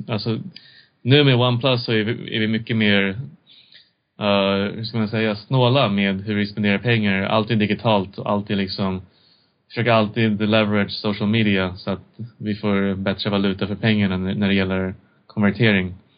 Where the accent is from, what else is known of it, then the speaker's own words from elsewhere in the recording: Sweden; also born or lived in China / United States; jag växte upp i Sverige